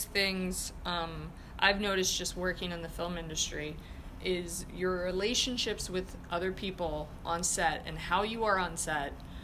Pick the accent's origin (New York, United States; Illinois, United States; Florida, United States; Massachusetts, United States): Florida, United States; now in Buffalo, United States; I'm from Florida